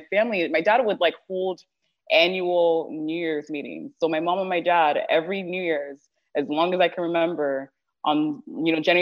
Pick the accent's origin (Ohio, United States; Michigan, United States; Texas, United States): Texas, United States; Houston; also born or lived in Toronto, Canada; I was born and raised in Houston in a town called Sherland. I did live in Canada for a couple of years in Toronto before coming back